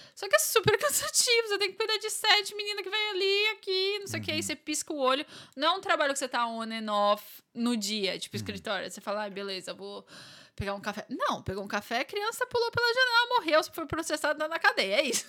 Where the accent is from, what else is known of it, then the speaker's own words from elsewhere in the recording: São Paulo, Brazil; moved away as an adult; now in Ireland; sou de São Paulo